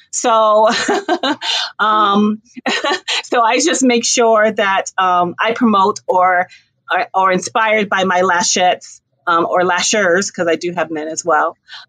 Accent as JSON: {"language": "English", "region": "New York", "country": "United States", "said": "I'm a New Yorker."}